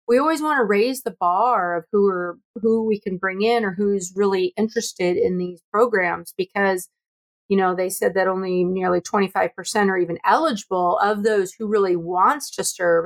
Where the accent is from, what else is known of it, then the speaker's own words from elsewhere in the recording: near San Francisco, California, United States; growing up near San Francisco